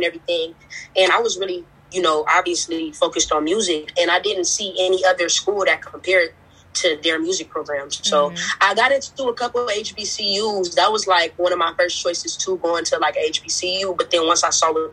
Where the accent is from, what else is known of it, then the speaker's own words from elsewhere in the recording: Los Angeles, California, United States; I'm from Los Angeles, California.